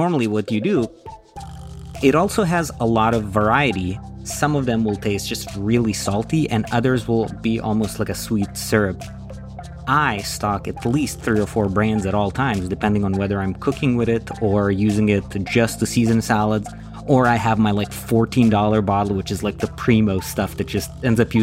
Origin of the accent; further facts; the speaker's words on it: Croatia; moved away as an adult; now in United States; I grew up in Croatia. I moved to the US when I was 19